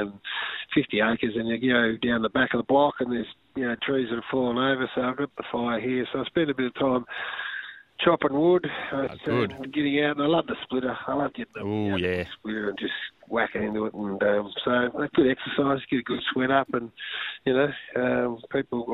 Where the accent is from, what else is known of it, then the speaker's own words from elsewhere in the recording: Kyabram, Victoria, Australia; I grew up in Kyabram